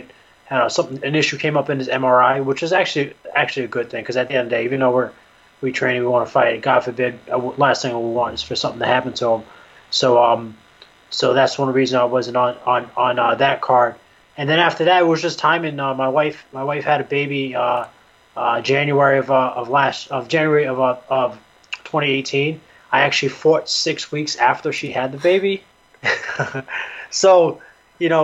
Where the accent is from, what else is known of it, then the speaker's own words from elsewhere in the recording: New York, United States; now in Connecticut, United States; I'm originally from New York, and I live in Connecticut now, but I'm from New York